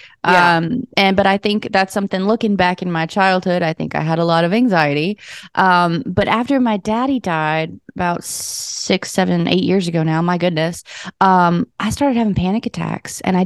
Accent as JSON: {"language": "English", "town": "Las Vegas", "region": "Nevada", "country": "United States", "tie": "born or raised there", "moved": "as an adult", "lives_now": "Nashville, United States", "said": "I was born in Nashville, but I grew up in Las Vegas, came back to Nashville about 6 years ago full time"}